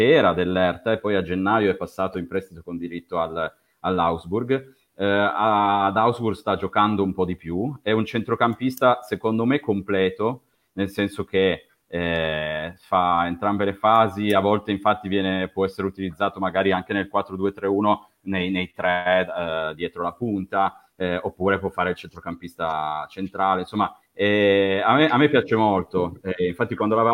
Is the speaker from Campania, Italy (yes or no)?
no; Turin, Piedmont, Italy; accent: Piedmontese; sono di Torino